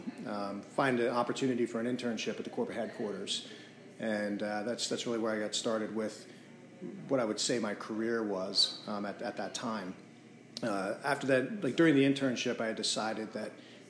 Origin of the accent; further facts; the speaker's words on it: rural Pennsylvania, United States; also born or lived in Carlisle, Pennsylvania / Pittsburgh, Pennsylvania; now in Lebanon, United States; I grew up in a small town in rural Pennsylvania. I'm not a Lebanon native, so this is a new area for me.